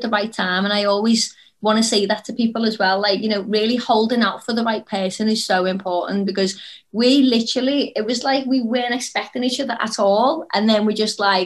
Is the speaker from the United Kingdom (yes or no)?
yes; Liverpool, North West England, United Kingdom; I come from Liverpool